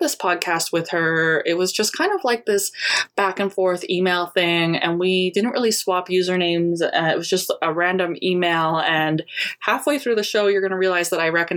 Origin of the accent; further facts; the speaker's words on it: Canada; as a Canadian who rarely gets any sunshine